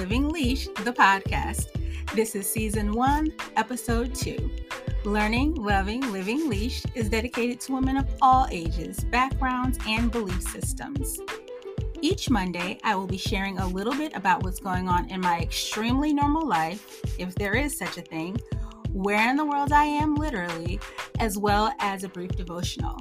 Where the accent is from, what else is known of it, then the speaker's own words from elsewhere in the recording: Northeast, United States; I'm from the Northeast, so I love snow